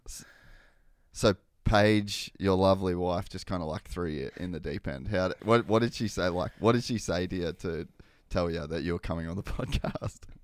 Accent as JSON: {"language": "English", "country": "Australia", "moved": "yes", "said": "I come from Oz too"}